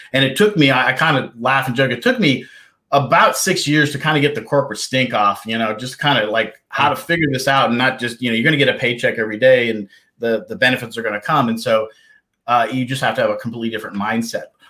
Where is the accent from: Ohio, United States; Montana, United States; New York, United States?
Montana, United States; Kalispell; moved away as an adult; also born or lived in East Coast; I was born and raised in the beautiful state of Montana and up in the northwest area called Kalispell